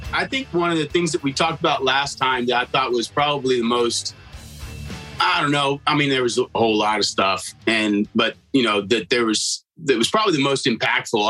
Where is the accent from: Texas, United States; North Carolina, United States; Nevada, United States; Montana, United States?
Texas, United States; South; I grew up in South Texas